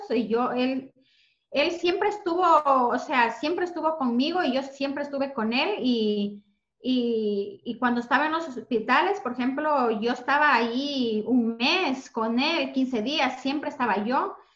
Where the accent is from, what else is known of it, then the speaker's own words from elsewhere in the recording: Ecuador; moved away as an adult; now in Spain; yo bueno, soy de Ecuador, llevo aquí en España desde hace 20 años. Eh, llegué aquí con 20 años, ahora tengo 40